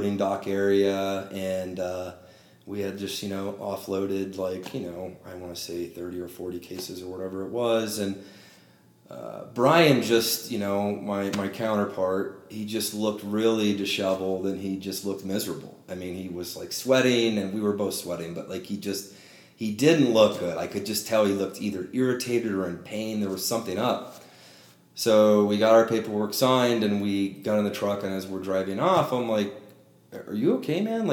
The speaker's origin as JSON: {"language": "English", "town": "Modesto", "region": "California", "country": "United States", "said": "I'm from the Central Valley in California, from a small kind of half-town city called Modesto"}